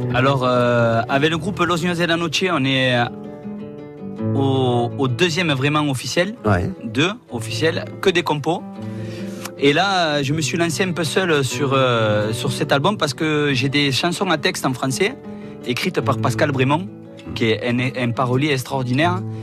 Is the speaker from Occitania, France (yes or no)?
yes; Montpellier, Occitania, France; also born or lived in Pérols; now in Jonquières-Saint-Vincent, France; Après, je suis venu à Montpellier